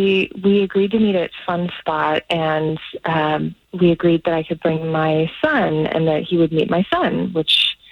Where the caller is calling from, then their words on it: Celebration, Florida, United States; Hey, I'm calling from Celebration.